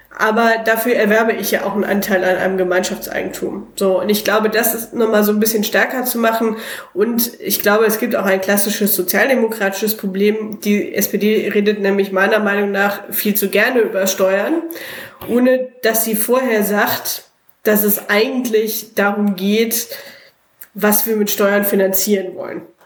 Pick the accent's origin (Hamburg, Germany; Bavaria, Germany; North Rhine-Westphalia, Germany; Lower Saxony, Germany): North Rhine-Westphalia, Germany; Cologne; moved away as an adult; now in Bremen, Germany; ich bin im Schatten des Müngersdorfer Stadions groß geworden